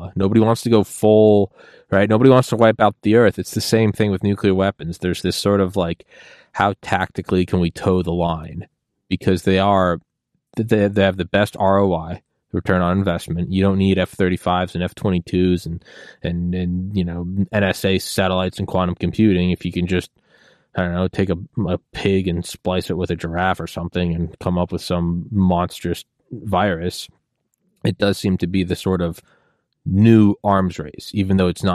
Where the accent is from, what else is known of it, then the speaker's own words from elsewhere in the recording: Portsmouth, New Hampshire, United States; I was born in Portsmouth, New Hampshire.